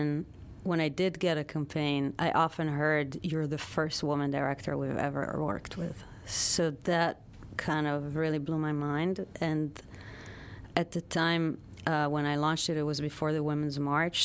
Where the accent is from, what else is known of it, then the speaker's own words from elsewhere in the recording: Tel Aviv, Tel Aviv District, Israel; moved away as an adult; now in United States; I was born in Tel Aviv and grew up in Israel, moved here